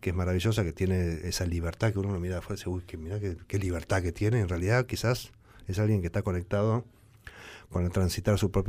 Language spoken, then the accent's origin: Spanish; Tucumán, Argentina; yo soy de Tucumán